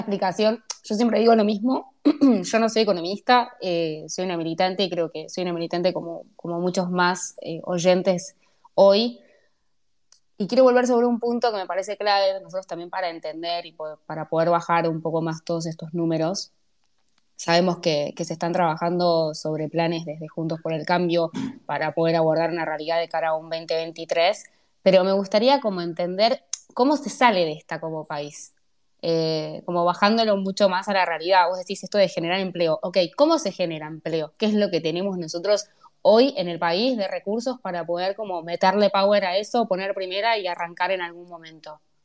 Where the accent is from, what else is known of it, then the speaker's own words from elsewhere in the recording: Buenos Aires, Argentina; yo soy de Lugano